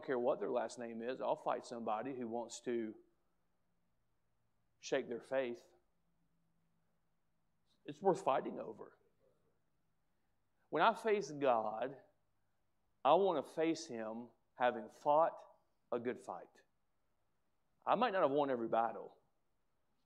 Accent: United States; as an American

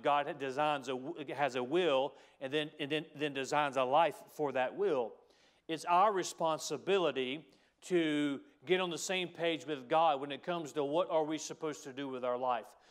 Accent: United States; we as Americans

